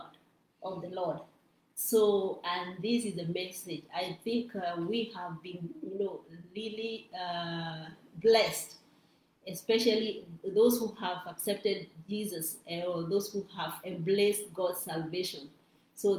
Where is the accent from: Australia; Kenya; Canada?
Kenya; now in Rome, Italy; I'm from Kenya